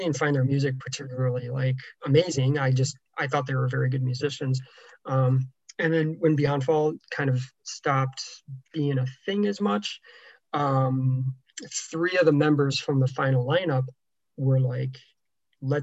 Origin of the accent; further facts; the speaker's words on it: Syracuse, New York, United States; grew up in the Syracuse, New York area